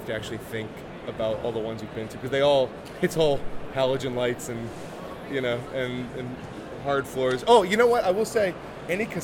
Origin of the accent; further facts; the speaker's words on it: Boston, Massachusetts, United States; I'm from Boston